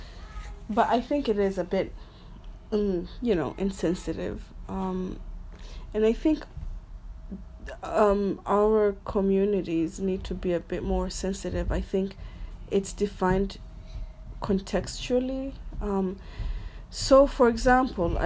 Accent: Lamu, Lamu County, Kenya; I remember growing up in Lamu

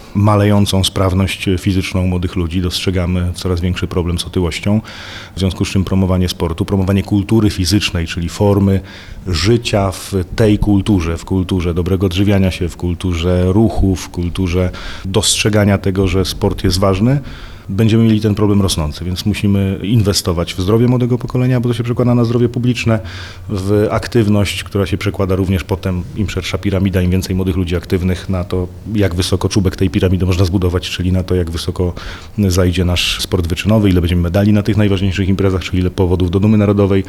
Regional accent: Poland; ja sam urodziłem się i wychowałem, ciągle mieszkam na pograniczu polsko-czeskim

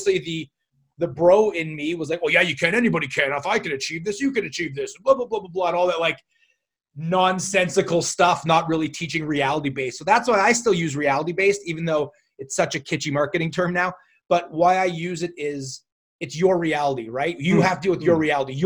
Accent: Canada; I'm Canadian

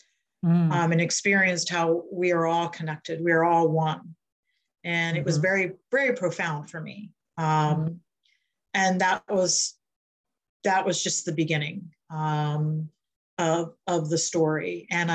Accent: Delaware, United States; I live in Milton, Delaware, near the ocean. I'm from Delaware

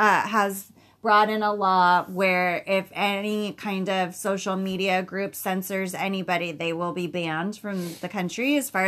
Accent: United States; because I'm an American.

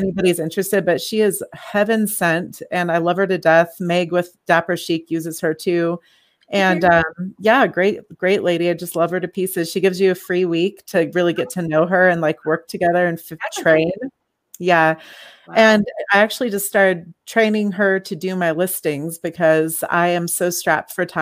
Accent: California, United States; moved away; I'm from California. I wore sandals year round out there.

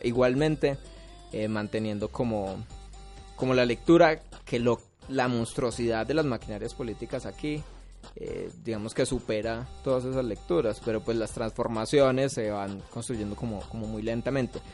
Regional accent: Pereira, Risaralda, Colombia; Yo soy de Cuba

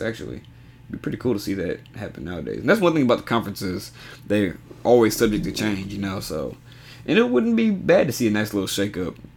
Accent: College Station, Texas, United States; I'm from College Station, so A and M's basically backyard

